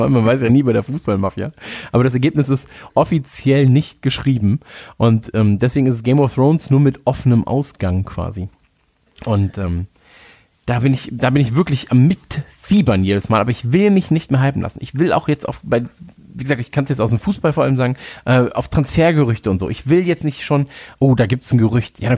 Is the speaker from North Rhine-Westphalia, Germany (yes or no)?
yes; Cologne, North Rhine-Westphalia, Germany; ich komme aus Köln